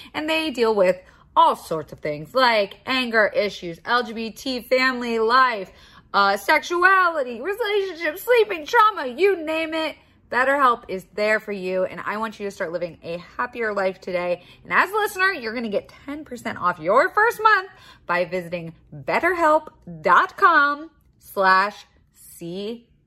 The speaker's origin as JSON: {"language": "English", "region": "Florida", "country": "United States", "tie": "born or raised there", "said": "I was raised in Florida"}